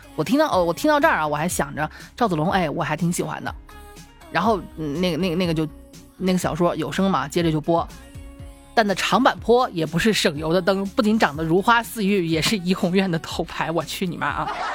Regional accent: Xi'an, Shaanxi, China; 我们西安这边冬天还是挺冷的

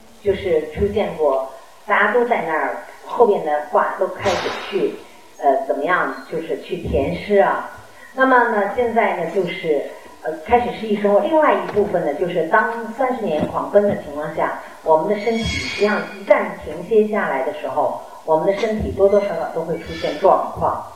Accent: Guangdong, China; 一开始关注养生的时候，我们大多数人都会在意吃喝，尤其我们广东人啊，平常就很在意吃喝的问题。

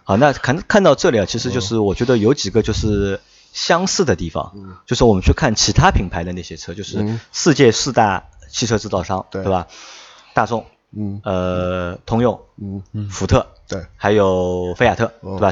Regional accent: Shanghai, China; 我们三个都是土生土长的上海人

